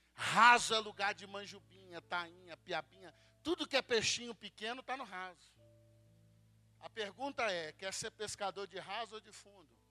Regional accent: Espírito Santo, Brazil; eu sou lá do estado do Espírito Santo

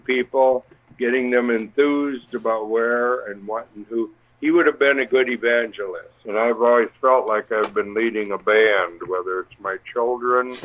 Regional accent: Dubuque, Iowa, United States; now in Columbus, United States; a town in Iowa, which is where Judy and I grew up in Iowa.

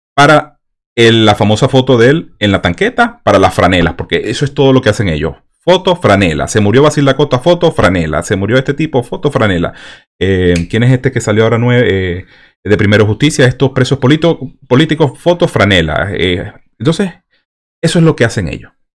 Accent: Venezuela; moved away; a nosotros a los venezolanos nos dicen venecos

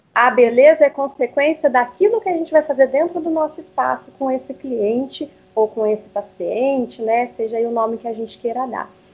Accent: Curitiba, Paraná, Brazil; na adolescência, acabei fazendo os meus primeiros cursos já na área de beleza, de maquiagem. Nessa época eu morava em Curitiba.

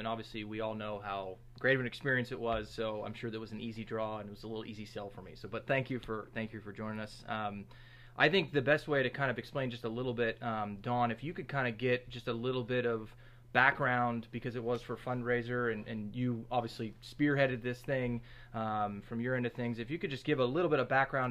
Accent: Meadville, Pennsylvania, United States; I am from Meadville

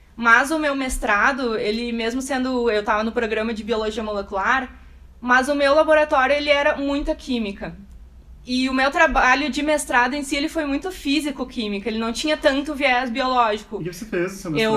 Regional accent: Porto Alegre, Rio Grande do Sul, Brazil; Sempre vivi em Porto Alegre, fiz minha formação toda na, na URGS

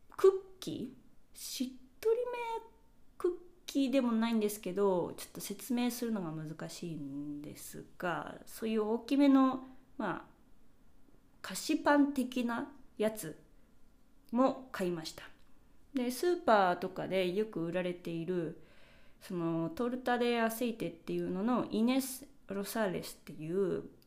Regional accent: Japan; now in Spain; うちの実家のキッチンガスコンロなので

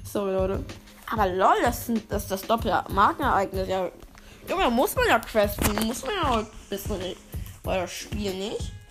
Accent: Turkey; Ich als Türke kann das von mir behaupten und nicht als Ironie bezeichnen.

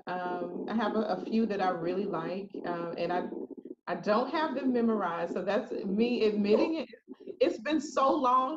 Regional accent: Jacksonville, Florida, United States; moved away; I'm originally from Jacksonville, Florida

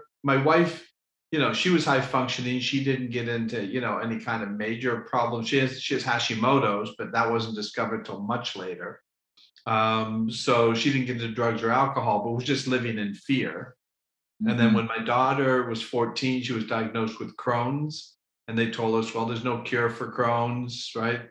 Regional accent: Toronto, Ontario, Canada; now in Florida, United States; I'm originally from Canada.

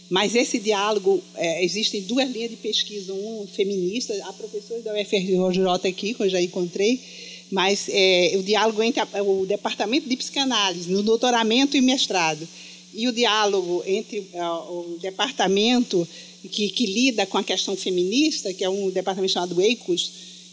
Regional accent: Rio de Janeiro, Brazil; sou psicanalista, sou do Rio de Janeiro.

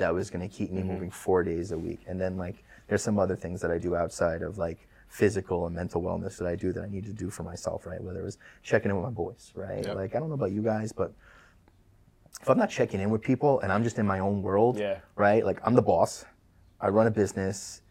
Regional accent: New York City, New York, United States; we've been in Queens forever because I grew up in Queens

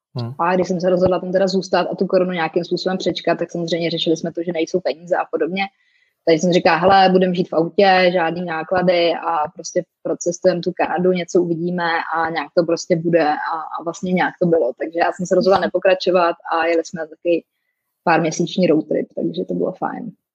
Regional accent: Czechia; also born or lived in Canada / France; now in Prague, Czech Republic; my si vždycky pomůžeme jako Češi

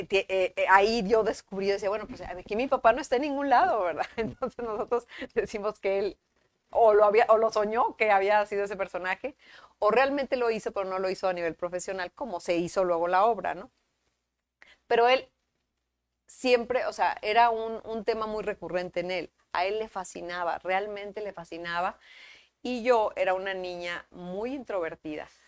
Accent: Monterrey, Nuevo León, Mexico; Sí, soy de aquí.

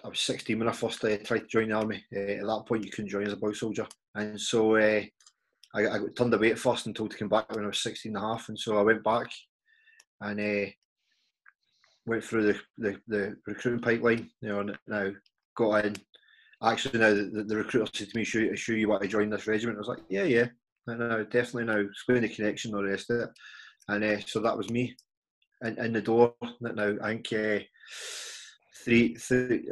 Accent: Glasgow, Scotland, United Kingdom; as you can tell from my accent, you know, originally from Scotland, Glasgow, grew up in Glasgow.

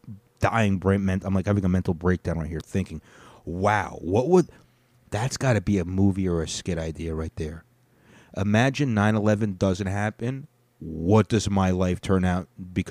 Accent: United States; Obviously. I'm an American.

